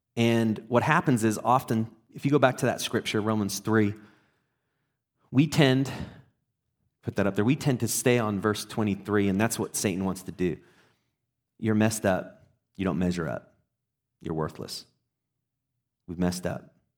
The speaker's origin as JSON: {"language": "English", "region": "England", "country": "United Kingdom", "tie": "born or raised there", "also_born_or_lived": "Texas", "moved": "yes", "said": "I was in Texas and I grew up in England"}